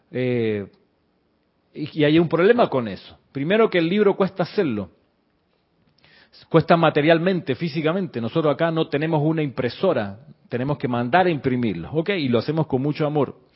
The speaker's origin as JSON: {"language": "Spanish", "country": "Panama", "also_born_or_lived": "Chile", "said": "no, soy panameño, sí soy panameño, pero también soy chileno, viví muchos años en Chile."}